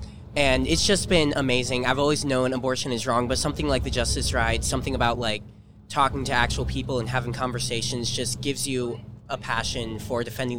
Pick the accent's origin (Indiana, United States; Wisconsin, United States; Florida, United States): Indiana, United States; Fort Wayne; I'm from Fort Wayne, Indiana. This is my third Justice Ride. I'm 18.